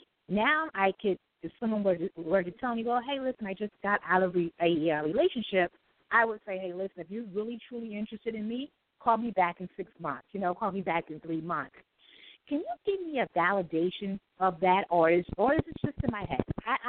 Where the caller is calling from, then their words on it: New York City, New York, United States; I'm calling from New York City.